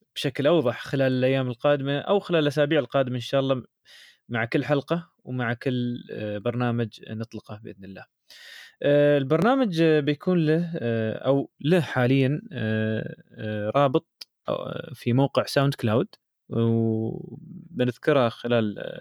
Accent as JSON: {"language": "Arabic", "country": "United Arab Emirates", "said": "عندنا يعني في الامارات"}